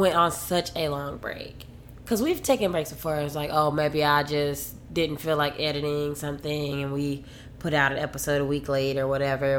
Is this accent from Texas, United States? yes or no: yes; Dallas–Fort Worth area, Texas, United States; also born or lived in Oklahoma; now in Austin, United States; I'm from Texas and I wanted to, like, I'm from the DFW area or whatever, and I'm used to being in a bigger city